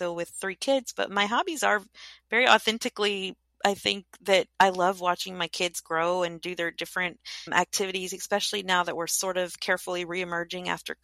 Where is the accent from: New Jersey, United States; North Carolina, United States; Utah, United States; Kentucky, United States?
Kentucky, United States; I grew up in Kentucky